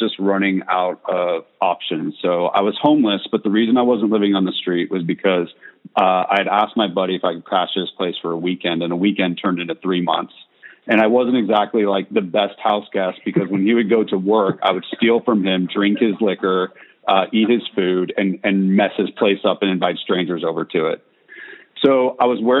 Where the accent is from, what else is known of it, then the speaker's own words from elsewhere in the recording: California, United States; moved away; also born or lived in Tennessee; I'm from California. I say dude all the time